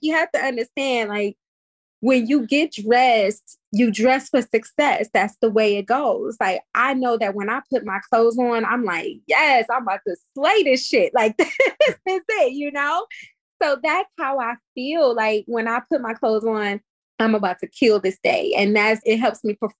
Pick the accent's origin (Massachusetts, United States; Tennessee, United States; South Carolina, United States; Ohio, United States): Ohio, United States; Cleveland; now in New York, United States; I'm from Cleveland, Ohio